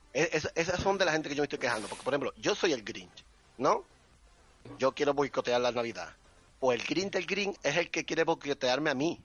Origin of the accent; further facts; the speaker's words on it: Ardales, Andalusia, Spain; En Ardales, en mi pueblo se llama Ardales